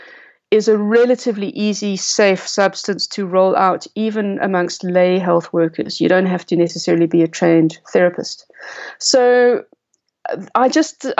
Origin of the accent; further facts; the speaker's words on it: South Africa; also born or lived in Cape Town; as a South African author and science writer